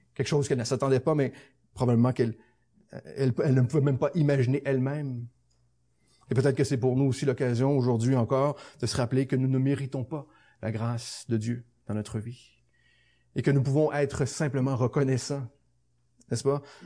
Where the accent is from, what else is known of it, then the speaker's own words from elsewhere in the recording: Saint-Jérôme, Quebec, Canada; je passe à Saint-Jérôme, ma ville natale